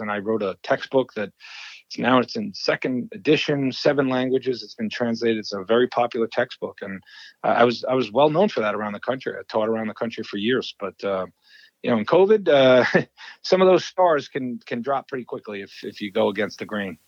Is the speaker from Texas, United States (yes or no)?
no; New York, United States; now in Wisconsin, United States; I am from New York, but I uh, now live in Wisconsin.